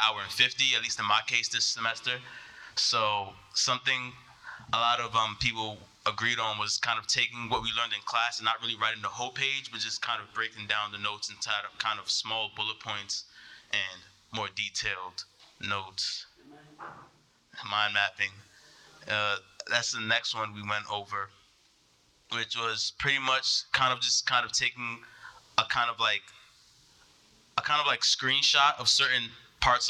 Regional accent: New York, United States; I'm from New York, and I'm a mechanical engineering major

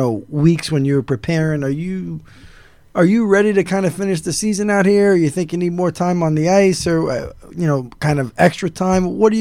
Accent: New York City, New York, United States; I'm from New York City.

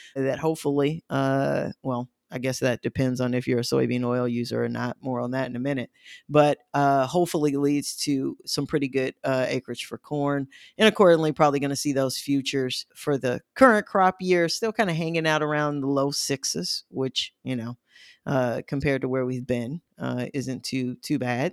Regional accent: Midwest, United States; accent: Midwestern; my Midwestern accent

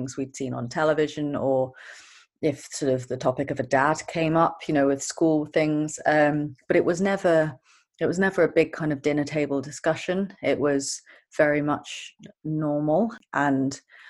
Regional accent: Brighton, South East England, United Kingdom; I was brought up in Brighton

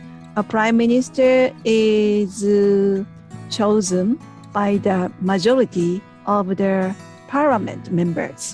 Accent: Japan; from Japan.

